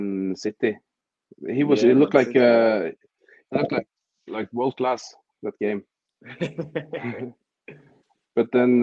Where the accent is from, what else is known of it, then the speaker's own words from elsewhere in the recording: Fredrikstad, Østfold, Norway; I'm from Fredrikstad, which is 1 hour south of Oslo in Norway.